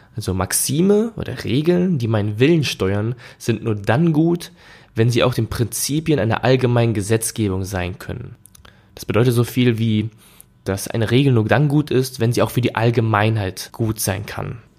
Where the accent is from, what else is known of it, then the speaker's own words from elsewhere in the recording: Germany; bei uns in Deutschland